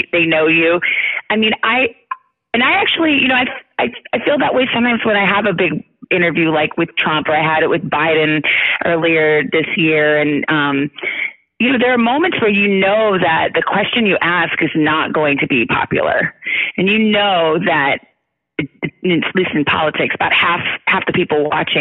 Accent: Tucson, Arizona, United States; I grew up in Tucson, Arizona

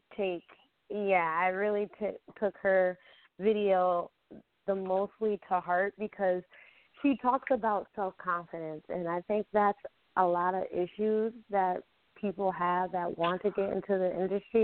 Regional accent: Albany, New York, United States; I am from Albany, New York

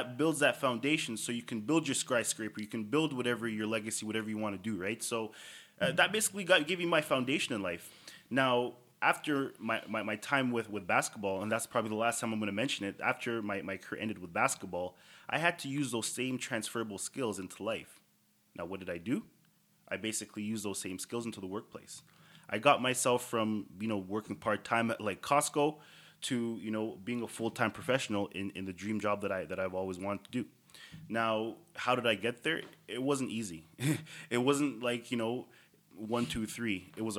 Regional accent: Toronto, Ontario, Canada; Starting off as just you know the typical kid growing up in Toronto, chasing hoop dreams.

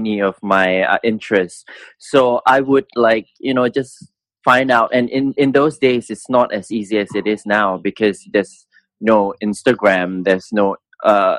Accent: Singapore; I came from Rosyth School, which is one of the top schools in Singapore

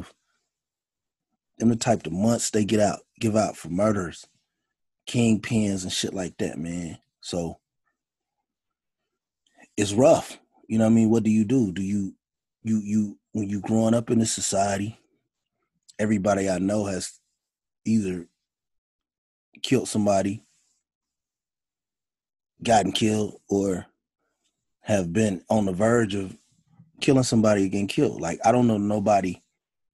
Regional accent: Gary, Indiana, United States; I grew up in Gary, Indiana

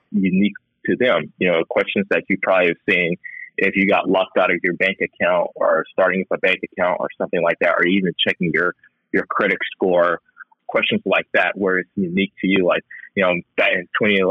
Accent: Texas, United States; also born or lived in Houston; I'm a Texan too

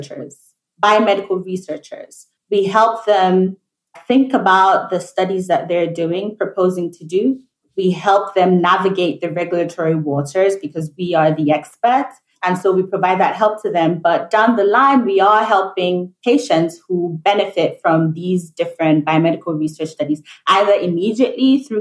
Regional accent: Nigeria; moved away as an adult; also born or lived in United Kingdom; now in New York, United States; Born and raised in Nigeria, I moved to the UK for my undergraduate degree

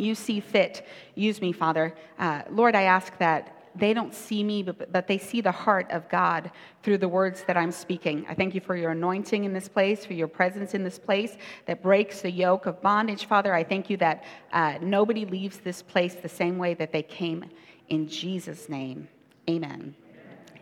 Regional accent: South Africa; I grew up in South Africa.

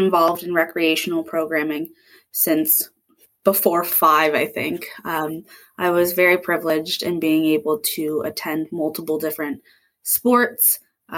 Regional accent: Dartmouth, Nova Scotia, Canada; moved away as an adult; also born or lived in Berwick / Queens; I'm from Dartmouth

